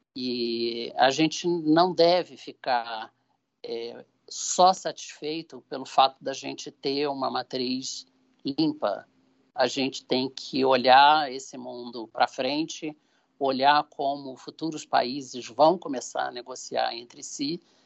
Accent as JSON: {"language": "Portuguese", "country": "Brazil", "said": "Eu, como brasileiro e presidente da Shell Brasil"}